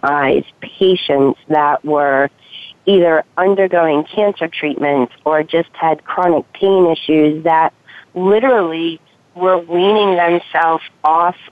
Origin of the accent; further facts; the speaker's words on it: Massachusetts, United States; now in California, United States; I'm from Massachusetts. I'm in California now, but where I was living